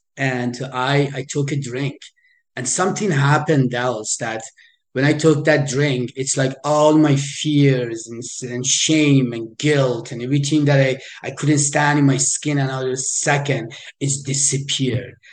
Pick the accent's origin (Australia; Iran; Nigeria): Iran; moved away; I am originally from Iran. I was born in in Iran